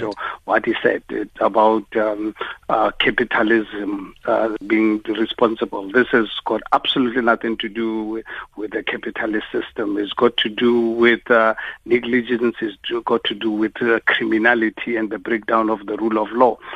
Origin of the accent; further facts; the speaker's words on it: South Africa; as a South African